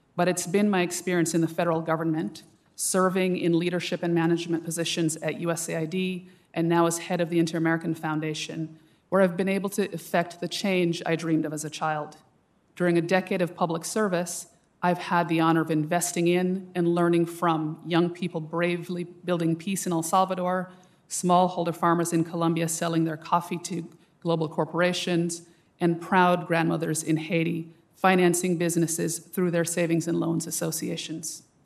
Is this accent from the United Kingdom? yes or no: no; Jamaica; now in United States; the school year spent in the beauty and vulnerability of my father's home country in Jamaica